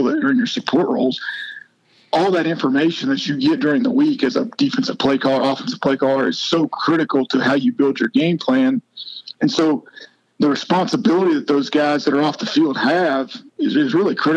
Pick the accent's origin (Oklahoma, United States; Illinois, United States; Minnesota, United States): Oklahoma, United States; moved away as an adult; also born or lived in Clemson, South Carolina; now in Spartanburg, United States; I grew up in Oklahoma